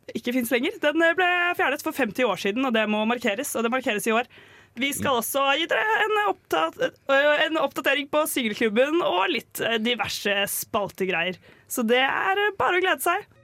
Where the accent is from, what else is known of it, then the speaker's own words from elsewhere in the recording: Oslo, Norway; now in Trondheim, Norway; Jeg er jo egentlig fra Oslo